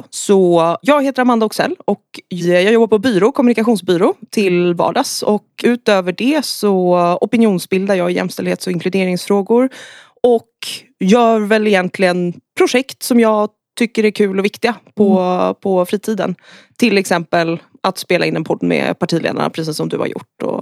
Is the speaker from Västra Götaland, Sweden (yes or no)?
no; Saltsjöbaden, Stockholm County, Sweden; jag är från Stockholm. Sen har jag flyttat runt en del. Jag växte upp i eh, Saltsjöbaden som ligger utanför, utanför Stockholm.